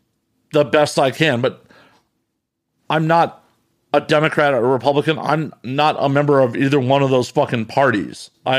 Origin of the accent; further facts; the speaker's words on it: Chicago, Illinois, United States; moved away; I'm originally from Chicago.